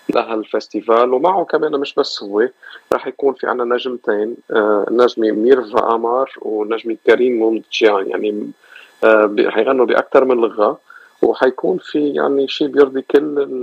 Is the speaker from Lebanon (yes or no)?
yes; Lebanon; now in Los Angeles, United States; كلبنانيه آه، بهيدي المنطقه من العالم بامريكا بلوس انجلوس خاصه